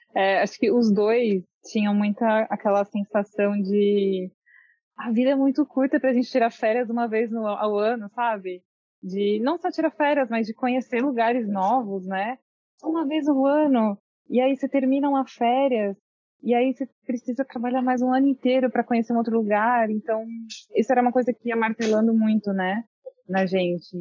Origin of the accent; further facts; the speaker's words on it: São Paulo, Brazil; moved away as an adult; São Paulo, capital